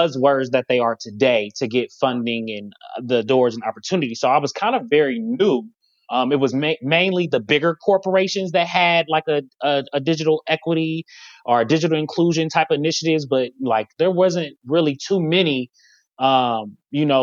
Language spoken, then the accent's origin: English; Cincinnati, Ohio, United States; now in Columbus, United States; I'm from Cincinnati